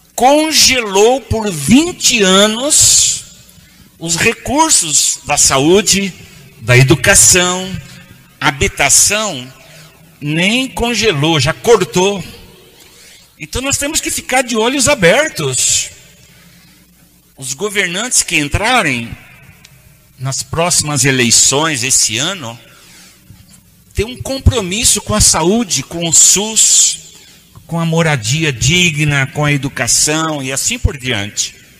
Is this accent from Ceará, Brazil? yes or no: no; Urupês, São Paulo, Brazil; accent: caipira; now in São Paulo, Brazil; Eu sou de uma cidadezinha lá do interior chamada Urupês, perto de Ibirá, perto de Catanduva, Rio Preto. Eu sou um caipira